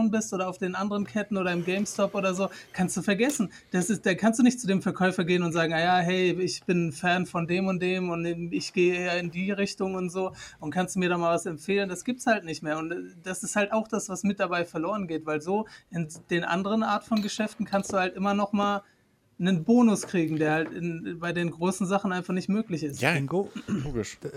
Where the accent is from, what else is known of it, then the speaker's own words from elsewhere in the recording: Turkey; wenn ich da reingehe, ich bin Türke, denken Sie, dass ich die ausrauben möchte?